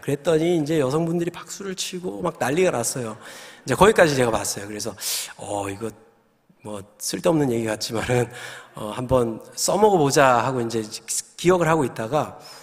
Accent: Gyeongsang, South Korea; moved away; also born or lived in New Jersey; 제가 이제 경상도 남자라서 아주 무뚝뚝한데

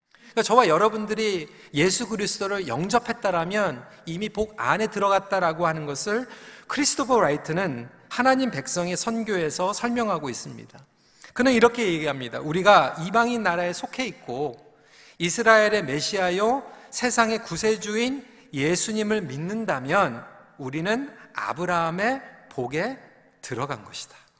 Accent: South Korea; now in Canada; 한국에서는 혼자서 주일학교 갔던 경험이 있는데 어, 캐나다로 저희 가족이 어, 이민을 와서

